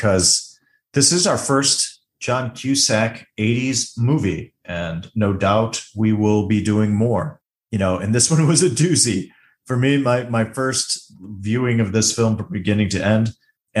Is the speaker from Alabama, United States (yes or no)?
no; Chicago, Illinois, United States; I grew up around the Chicago area